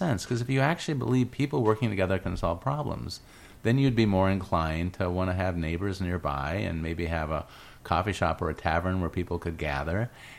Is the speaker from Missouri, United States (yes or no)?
no; Iowa, United States; born there; it's funny because I was born in Iowa, and my parents tell these really interesting stories.